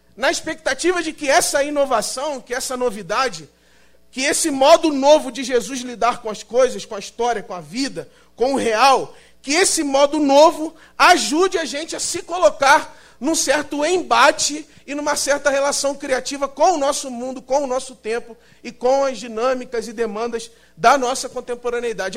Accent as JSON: {"language": "Portuguese", "town": "São Gonçalo", "region": "Rio de Janeiro", "country": "Brazil", "moved": "as an adult", "lives_now": "São Paulo, Brazil", "said": "E eu sou do Rio de Janeiro, na verdade, de São Gonçalo, no Rio de Janeiro. E estou em São Paulo há dois anos"}